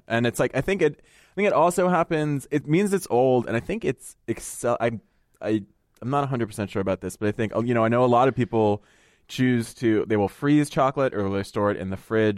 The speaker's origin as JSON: {"language": "English", "country": "United States", "tie": "born or raised there", "said": "I come from a very, very Italian family, but, um, you know, we grew up in the United States"}